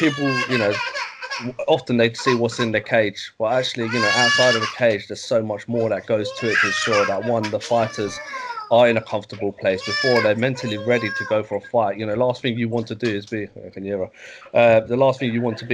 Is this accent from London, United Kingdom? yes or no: yes; London, United Kingdom; I was brought up near Upton Park